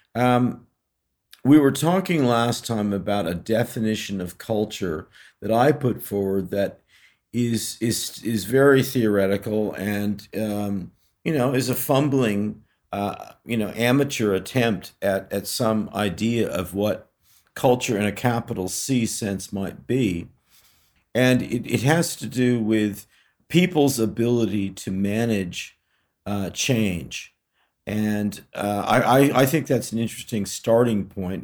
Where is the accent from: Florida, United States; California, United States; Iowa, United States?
California, United States; I grew up in California